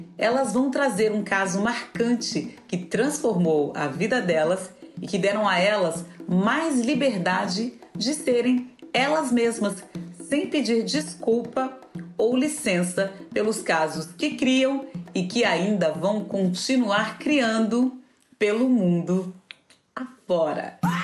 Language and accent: Portuguese; Brasília, Federal District, Brazil; also born or lived in Germany; Eu sou de Brasília